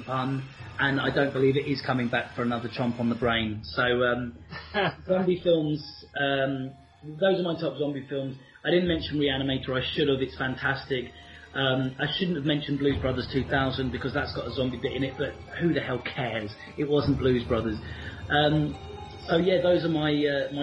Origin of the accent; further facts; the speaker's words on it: United Kingdom; us normal British folks